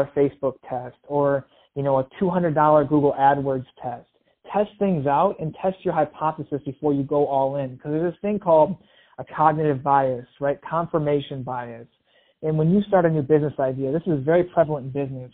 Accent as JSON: {"language": "English", "region": "Michigan", "country": "United States", "tie": "born or raised there", "moved": "as an adult", "lives_now": "Los Angeles, United States", "said": "I grew up in Michigan. I moved out to Los Angeles, the land of opportunity"}